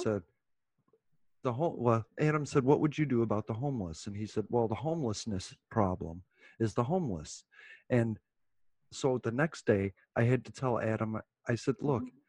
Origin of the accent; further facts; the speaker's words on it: United States; we're American